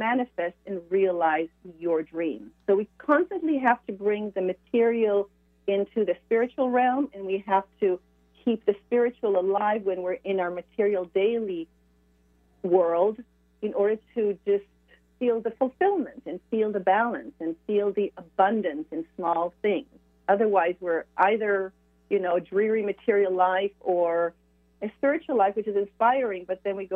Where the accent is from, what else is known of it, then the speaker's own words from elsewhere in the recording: Israel; moved away as an adult; also born or lived in France / Sweden; now in Sonoma County, California, United States; I was born and raised in Israel